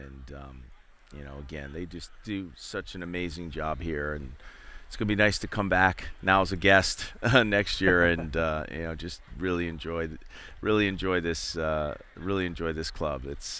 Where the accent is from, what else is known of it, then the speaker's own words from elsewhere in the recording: Philadelphia, Pennsylvania, United States; I grew up in Philadelphia